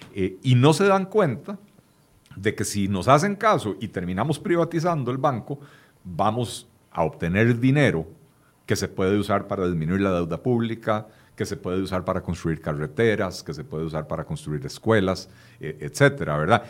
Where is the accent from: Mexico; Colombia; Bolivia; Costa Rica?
Costa Rica; somos todos los costarricenses